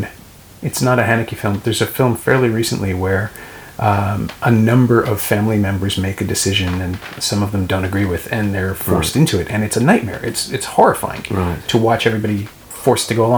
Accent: Canada; I'm Canadian

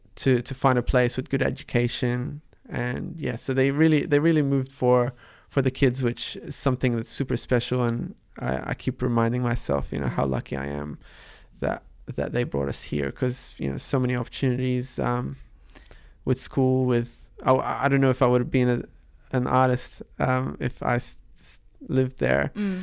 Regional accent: Australia; English is a second language; which wasn't the case when I was growing up in Australia. I was trying to catch up to you know, enhance my speaking and I guess my accent, and so English was the focus.

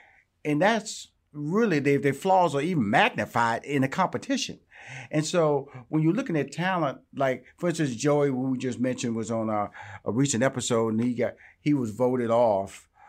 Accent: Houston, Texas, United States; I'm from Houston, Texas, and I know a Southern draw when I hear

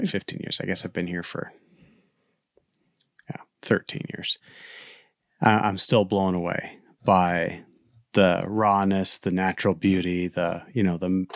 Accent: Maine, United States; moved away; also born or lived in Alaska; I grew up in Maine

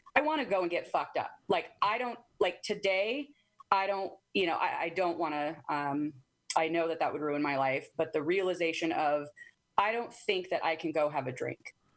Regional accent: Arizona, United States; moved away as an adult; also born or lived in Washington; I moved from Arizona

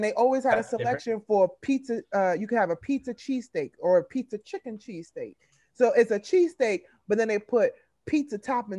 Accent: New York City, New York, United States; I'm old fashioned. Like I said, I'm a New Yorker.

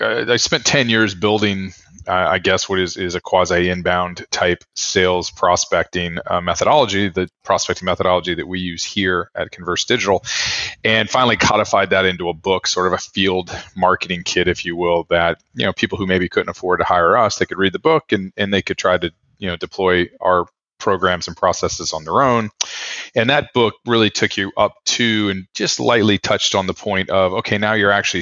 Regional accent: Austin, Texas, United States; moved away as an adult; also born or lived in Ohio; now in New Orleans, United States; I actually was born up in Ohio, but I my formative years were all spent growing up in Austin

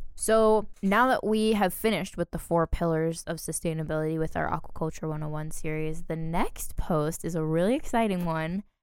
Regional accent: New Hampshire, United States; we're from New Hampshire

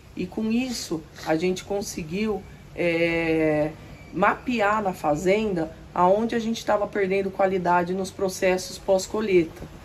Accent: Tupã, São Paulo, Brazil; moved away as an adult; now in Cerrado Mineiro, Brazil; sou nascida em Tupã, interior de São Paulo

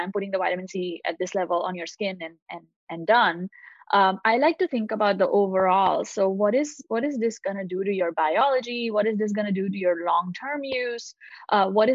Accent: India; moved away as an adult; now in United States; I grew up in India. I moved to the US when I was 19.

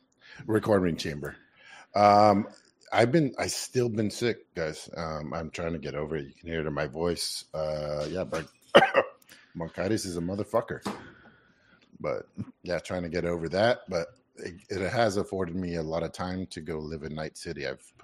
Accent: San Diego, California, United States; from San Diego.

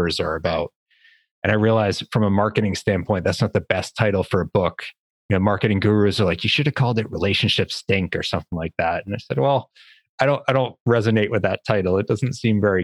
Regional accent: Boston, Massachusetts, United States; I'm from Boston

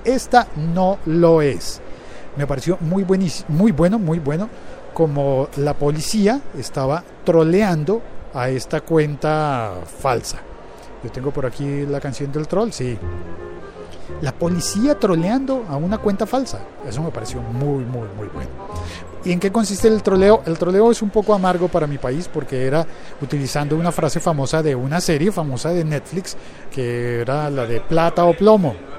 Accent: Colombia; mi país

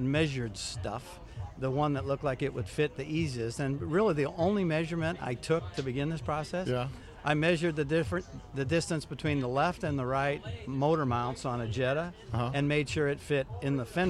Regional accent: Omaha, Nebraska, United States; grew up in Omaha, Nebraska

